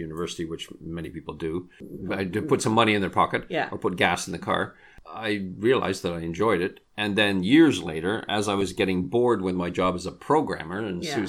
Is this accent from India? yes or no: no; England, United Kingdom; now in Canada; as I was growing up in England, my parents had the radio on all the time.